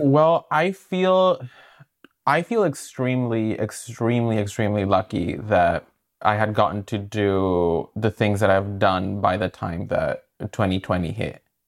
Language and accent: English; El Salvador; also born or lived in Brooklyn, New York; now in New York, United States; I'm from El Salvador, yeah. And I moved here like 10 years ago